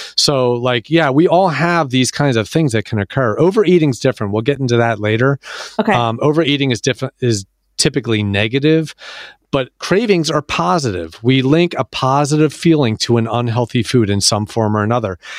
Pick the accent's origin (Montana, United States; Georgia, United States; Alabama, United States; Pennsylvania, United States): Pennsylvania, United States; Philadelphia; I'm from Philadelphia